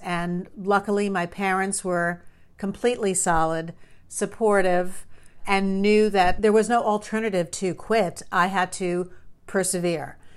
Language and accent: English; New York, United States; I grew up in New York.